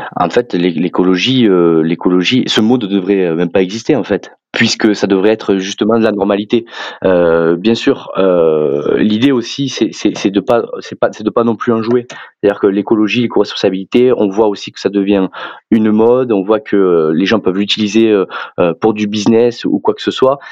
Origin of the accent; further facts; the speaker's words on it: southern France, France; accent: southern French; moved away as an adult; also born or lived in Clermont-Ferrand; vous entendrez sûrement mon accent que je suis plus originaire du sud de la France